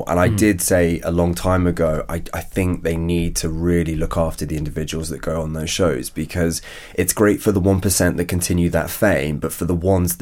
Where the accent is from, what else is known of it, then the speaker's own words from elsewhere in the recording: Norfolk, East of England, United Kingdom; moved away; also born or lived in Northern Ireland; I came from Norfolk, a very, very humble background.